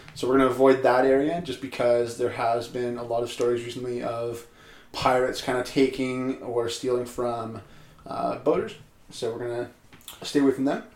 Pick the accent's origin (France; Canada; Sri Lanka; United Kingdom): Canada; as a Canadian citizen